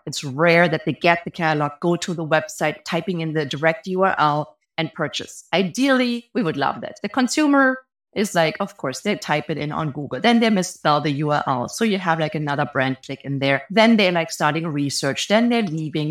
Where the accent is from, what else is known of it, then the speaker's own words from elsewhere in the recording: Germany; moved away as an adult; now in Bay Area, United States; If you hear an accent, I'm actually from Germany. I've been living in the Bay Area for almost fifteen years